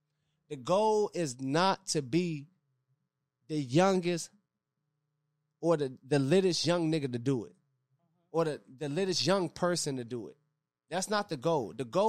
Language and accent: English; Maryland, United States; I mean, I grew up in Maryland. I feel like my lifestyle in Maryland was still, like, D.C. type lifestyle because I had a lot of family that lived in D.C.